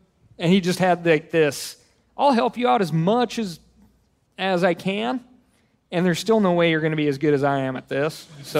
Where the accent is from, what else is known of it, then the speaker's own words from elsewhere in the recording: Montana, United States; I'm like, I'm from Montana.